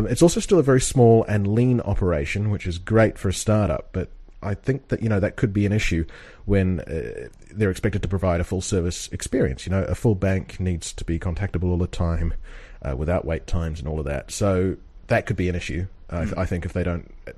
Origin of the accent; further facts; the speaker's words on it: New Zealand; now in United Kingdom; we're both from New Zealand